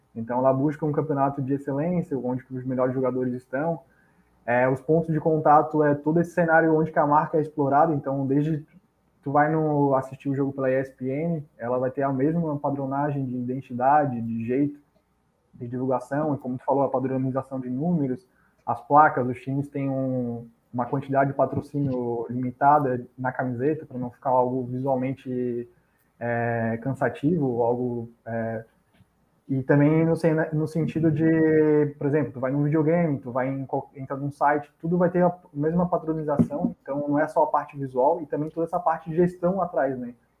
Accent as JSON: {"language": "Portuguese", "town": "Florianópolis", "region": "Santa Catarina", "country": "Brazil", "tie": "born or raised there", "said": "eu morava, cresci ali no bairro do Jardim Atlântico"}